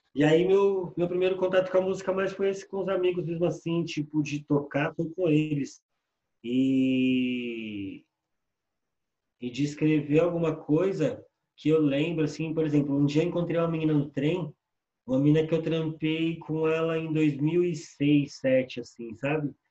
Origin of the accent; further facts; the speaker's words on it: São Paulo, Brazil; Sou morador da Coab 2, lá do leste aqui em Itaquera